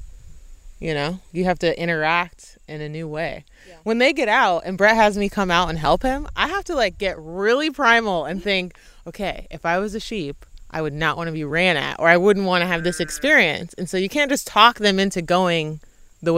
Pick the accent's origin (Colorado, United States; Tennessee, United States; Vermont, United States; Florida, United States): Tennessee, United States; Knoxville; I'm from Knoxville, Tennessee